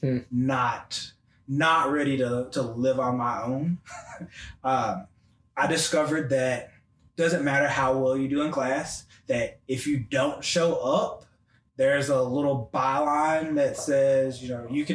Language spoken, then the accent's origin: English; Memphis, Tennessee, United States; moved away as an adult; also born or lived in Knoxville, Tennessee; I'm from Memphis, Tennessee, born and raised.